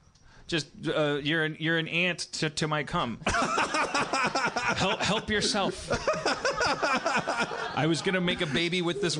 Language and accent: English; Milwaukee, Wisconsin, United States; now in Los Angeles, United States; I grew up in Milwaukee, which is like a smaller, I'm going to offend my Milwaukee brethren, it's a smaller Chicago.